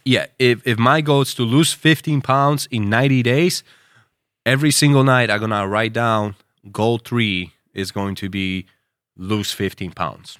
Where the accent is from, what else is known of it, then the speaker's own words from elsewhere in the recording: United States; as an American